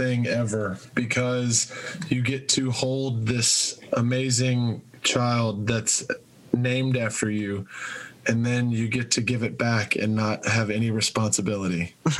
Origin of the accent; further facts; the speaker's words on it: Buford, Georgia, United States; we're from Georgia.